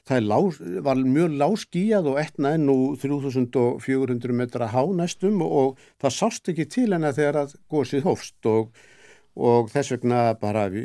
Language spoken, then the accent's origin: Icelandic; Iceland; sem að við með okkar íslensku áherslum göllum náttúrulega Kataníu